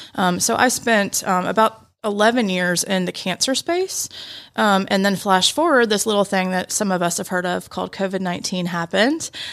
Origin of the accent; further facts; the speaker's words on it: Roswell, Georgia, United States; born and raised in Atlanta. I feel like I'm one of the few these days, but I grew up in Roswell